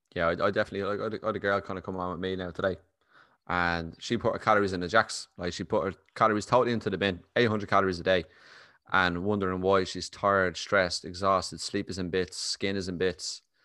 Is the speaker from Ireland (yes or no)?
yes; Ireland; accent: Irish; a proper Irish accent and you talk fairly quickly, like